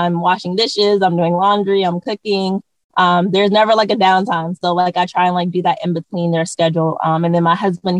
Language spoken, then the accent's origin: English; Maryland, United States; moved away as an adult; now in California, United States; I am originally from the East Coast. I'm from Maryland, and I moved to California probably about almost 5 years ago with my family